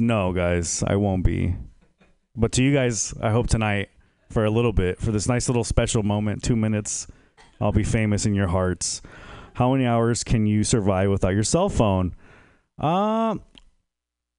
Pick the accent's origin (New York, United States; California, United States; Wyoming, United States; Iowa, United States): California, United States; San Jose; I'm originally from San Jose